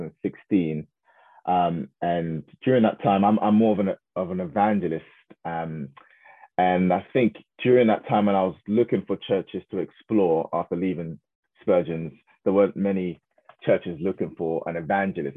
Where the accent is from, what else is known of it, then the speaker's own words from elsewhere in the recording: Croydon, London, United Kingdom; I was raised in Croydon most of my life in a place called Thornton Heath